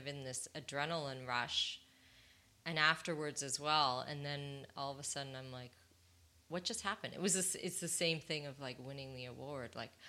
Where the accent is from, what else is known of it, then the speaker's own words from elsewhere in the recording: United States; born there; I can say that because I'm actually American born, so I can criticize my own people.